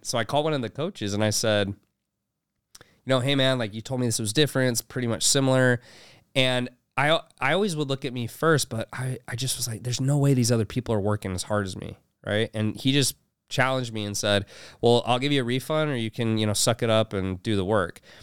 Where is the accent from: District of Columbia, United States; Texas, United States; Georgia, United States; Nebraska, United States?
Texas, United States; Houston; also born or lived in Utah; i was born in utah but i was raised in houston